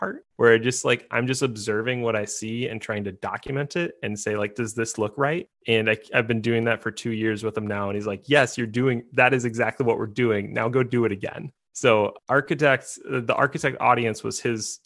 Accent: United States; being an American

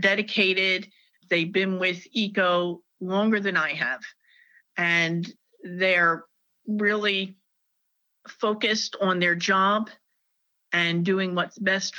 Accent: New Jersey, United States; now in North Carolina, United States; I'm a Jersey girl. I was raised in New Jersey, and I moved to North Carolina in 1993.

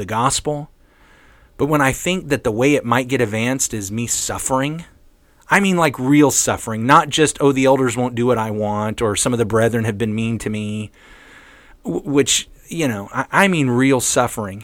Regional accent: United States; I'm thinking very much as an American Christian

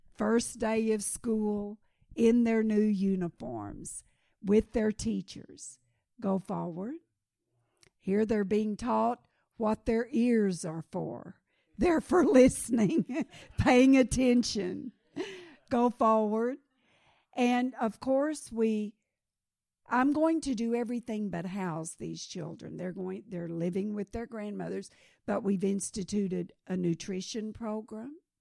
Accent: Kenya

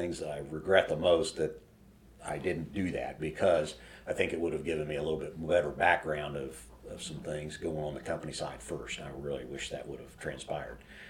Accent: Elwood, Indiana, United States; also born or lived in Anderson; we moved from Anderson back to Elwood.

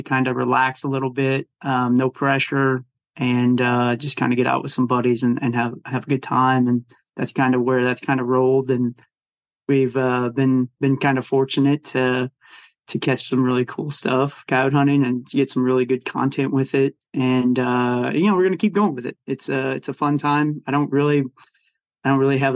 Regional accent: Missouri, United States; I grew up in the Midwest. I've lived here my whole life and in Missouri.

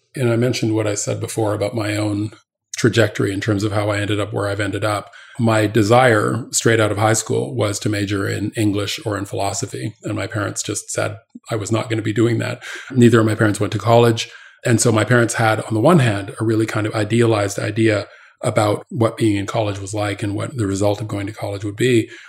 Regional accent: Canada; now in United States; I grew up in Canada

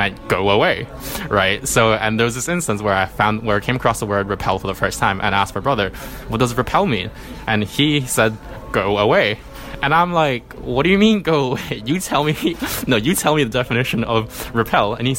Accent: Hong Kong; I was born and raised in Hong Kong

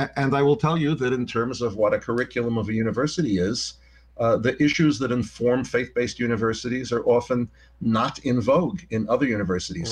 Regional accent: Yonkers, New York, United States; I was born in New York and I was raised in Yonkers, New York

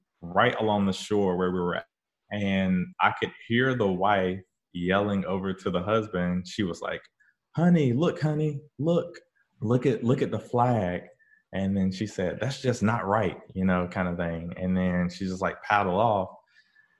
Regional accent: northeastern North Carolina, United States; moved away; I went back to my hometown in northeastern North Carolina

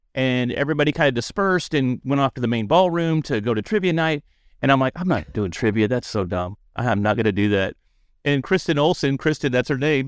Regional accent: Dallas, Texas, United States; I'm from Dallas

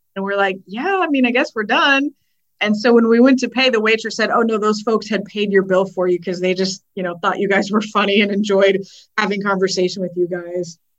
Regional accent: Prineville, Oregon, United States; There was a place where I grew up in Prineville called Grizzly Bear Pizza

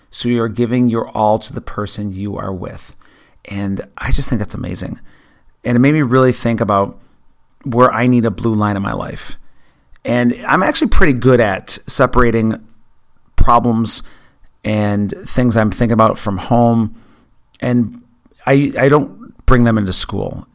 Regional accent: near Buffalo, New York, United States; I grew up near Buffalo

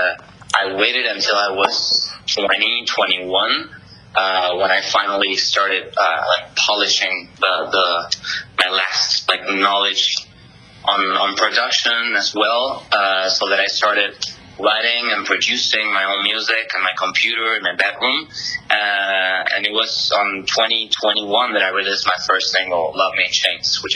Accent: Argentina; moved away; I'm from Argentina originally

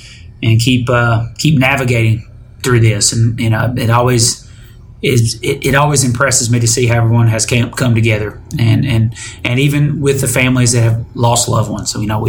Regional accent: Detroit, Michigan, United States; Back home for me, because I'm from Detroit.

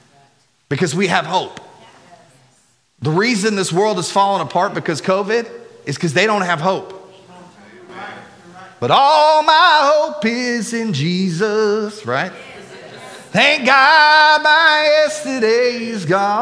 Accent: United States; we as Americans

